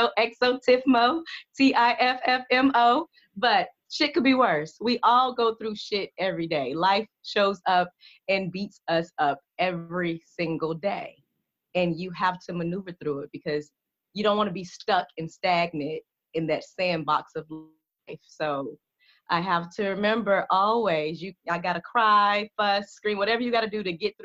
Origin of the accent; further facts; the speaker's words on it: Atlanta, Georgia, United States; also born or lived in Jackson, Mississippi; I was born in Jackson, raised in Atlanta.